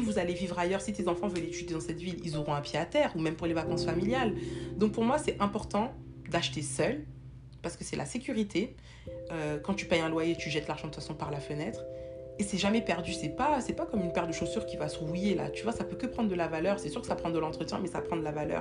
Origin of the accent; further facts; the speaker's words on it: France; moved away as an adult; now in Canada; on a quitté la France